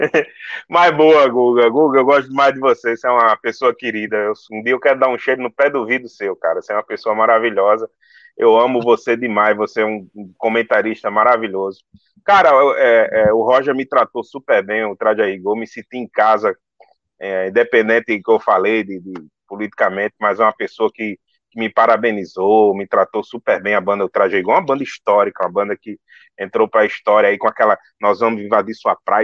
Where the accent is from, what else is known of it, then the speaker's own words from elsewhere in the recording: Northeast Region, Brazil; eu sou nordestino